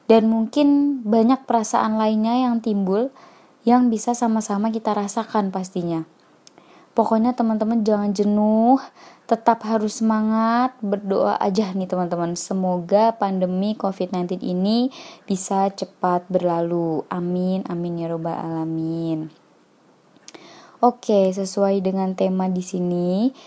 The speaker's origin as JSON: {"language": "Indonesian", "town": "Yogyakarta", "region": "Special Region of Yogyakarta", "country": "Indonesia", "tie": "born or raised there", "said": "aku lahir dan tinggal di kota Yogyakarta saat ini aku menempuh pendidikan S1 di Universitas Ahmad Dahlan Yogyakarta"}